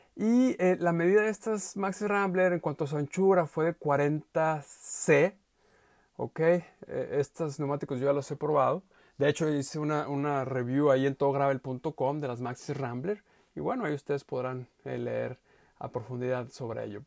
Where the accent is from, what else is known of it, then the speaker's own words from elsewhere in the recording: Mexico; yo soy mexicano.